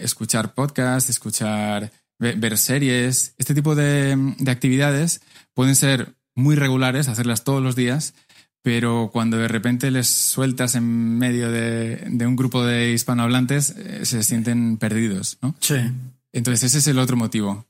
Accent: Madrid, Community of Madrid, Spain; moved away as an adult; also born or lived in Las Palmas, Canary Islands; now in Barcelona, Spain; yo nací en Las Palmas, en, las Islas Canarias, ah. pero no tengo acento de Islas Canarias porque con tres años me fui a vivir a, distintas partes y al final con ah. seis acabé en Madrid

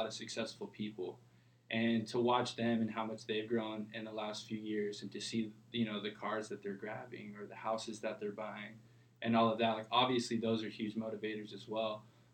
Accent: Huntington Beach, California, United States; also born or lived in Midwest; I moved out here when I was 2 years old. And then moved to Huntington Beach when I was 7

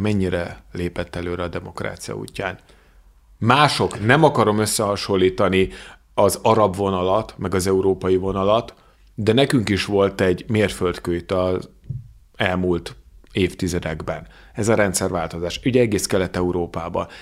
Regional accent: Hungary; magyar vagyok

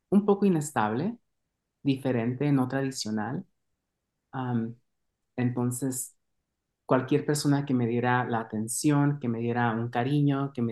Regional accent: Mexico; Entonces, para mí fue una experiencia muy, muy valorable poder estar creciendo en México.

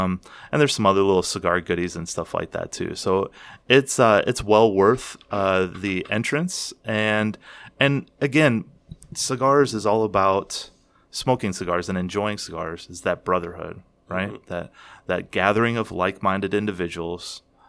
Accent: Kentucky, United States; accent: Kentucky; with my Kentucky accent

